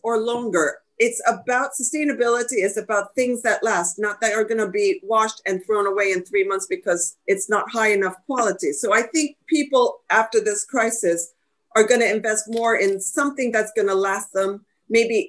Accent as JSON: {"language": "English", "region": "New Jersey", "country": "United States", "tie": "born or raised there", "said": "I grew up in New Jersey"}